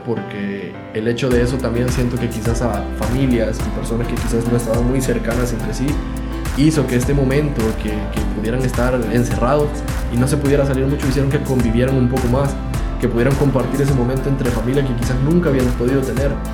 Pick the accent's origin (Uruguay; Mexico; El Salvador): El Salvador; como salvadoreño